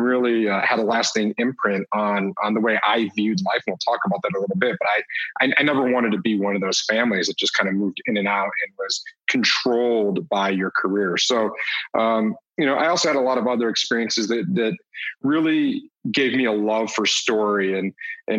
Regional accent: Detroit, Michigan, United States; now in Colorado, United States; I grew up in Detroit

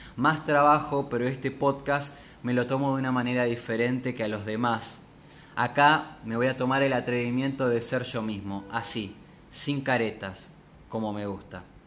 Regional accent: Córdoba, Argentina; now in Paraná, Argentina; Nací en Córdoba, pero vivo en Paraná, Entre Ríos

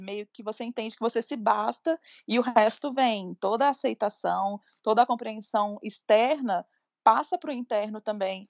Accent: Minas Gerais, Brazil; eu sou jornalista, sou mineira também, assim como a Nadica

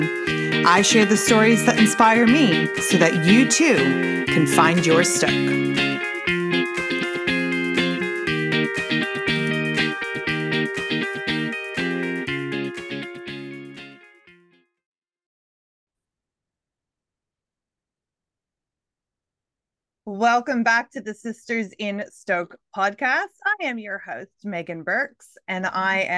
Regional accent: Canada; now in Australia; I live here in Australia. I'm Canadian originally

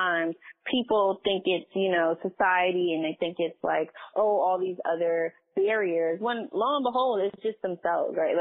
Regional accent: New York City, New York, United States; also born or lived in Washington, D.C.; So I was born in Far Rockaway in Queens, New York

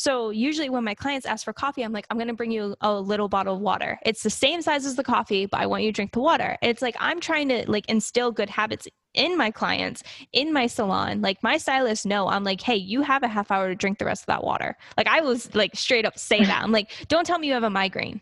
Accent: Dartmouth, Massachusetts, United States; now in Miami, United States; I'm originally from Massachusetts

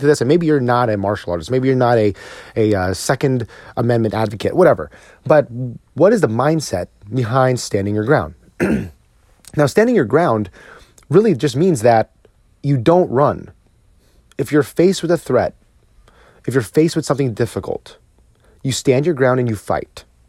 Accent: New Jersey, United States; now in Texas, United States; my home state of New Jersey

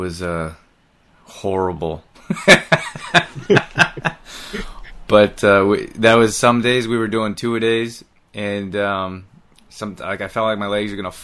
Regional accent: Alberta, Canada; I grew up in Alberta too

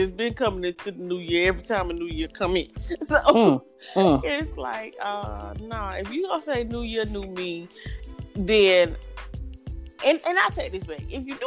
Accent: the South, United States; I'm from the South. I grew up on everything wrong to eat

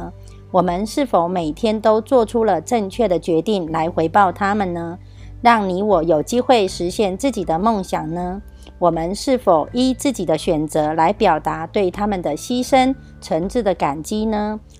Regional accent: Miaoli, Miaoli County, Taiwan; 今天要为大家导读的主题是

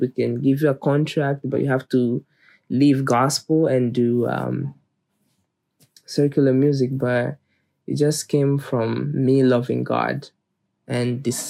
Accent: Kigali, Rwanda; born there; I was born in Rwanda, Kigali, in 2000. So I am 21 years old.

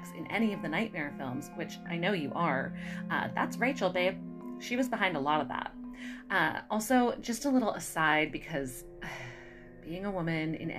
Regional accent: Baltimore, Maryland, United States; I'm from Baltimore

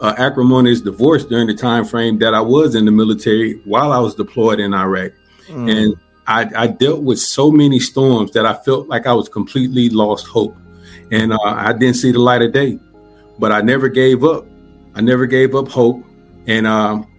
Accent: Columbus, Georgia, United States; I'm originally from Columbus, Georgia

